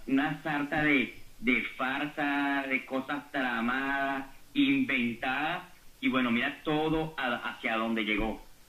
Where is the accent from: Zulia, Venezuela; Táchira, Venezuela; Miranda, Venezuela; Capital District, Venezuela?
Miranda, Venezuela; Guatire; Yo solamente soy un ciudadano venezolano, guatileño, preocupado por mi ciudad.